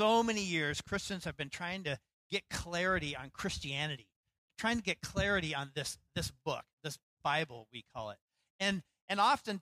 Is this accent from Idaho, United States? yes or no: yes; Idaho, United States; now in Seattle, United States; when I was growing up in Idaho